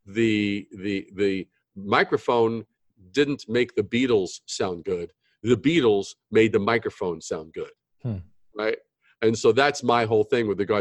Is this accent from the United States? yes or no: yes; New York City, New York, United States; born or raised there; also born or lived in Brooklyn / Long Island / Manhattan